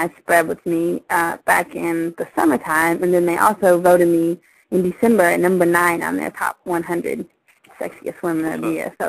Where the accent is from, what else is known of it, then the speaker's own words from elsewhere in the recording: Atlanta, Georgia, United States; moved away as an adult; also born or lived in East Coast; now in Los Angeles, United States; I'm from Atlanta.